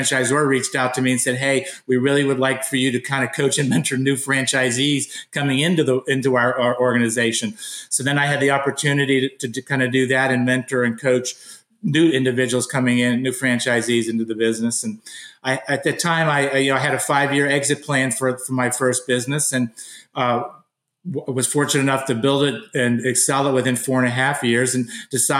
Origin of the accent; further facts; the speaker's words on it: Pittsburgh, Pennsylvania, United States; I was born and raised in Pittsburgh, Pennsylvania.